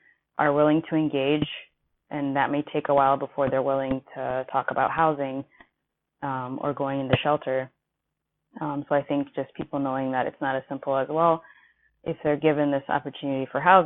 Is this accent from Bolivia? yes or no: no; Kenya; now in Milwaukee, United States; I'm originally from Kenya, but currently living in Milwaukee, Wisconsin